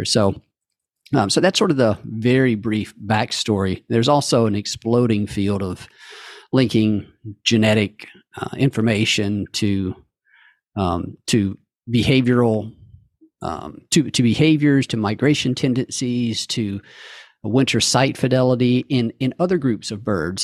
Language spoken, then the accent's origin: English; Calhoun County, Mississippi, United States; in Calhoun County, uh, is where I grew up